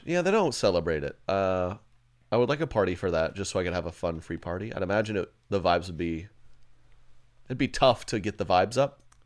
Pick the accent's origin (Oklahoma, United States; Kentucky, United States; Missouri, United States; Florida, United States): Oklahoma, United States; Edmond; now in Kansas City, United States; I grew up in Edmond, Oklahoma